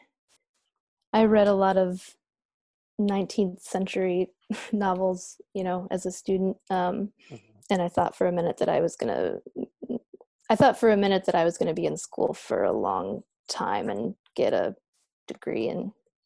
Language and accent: English; Iowa, United States; I grew up in Iowa